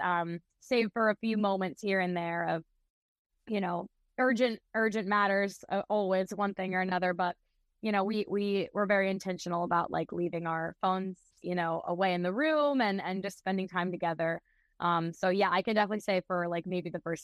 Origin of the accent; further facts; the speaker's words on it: Charleston, South Carolina, United States; fronting a cover band in my hometown of Charleston